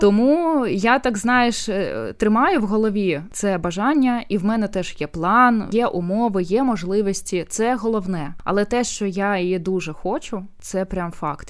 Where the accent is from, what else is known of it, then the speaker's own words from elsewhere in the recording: Belarus; moved away; also born or lived in Ukraine; я білоруска і жила багато років е, в Україні